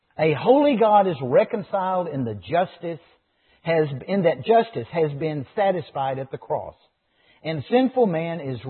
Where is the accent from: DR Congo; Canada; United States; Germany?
United States; growing up in America